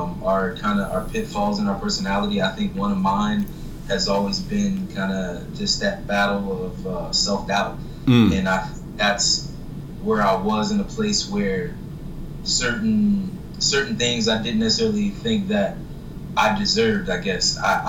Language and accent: English; Florida, United States; I grew up in Florida, actually. So I was an Air Force brat.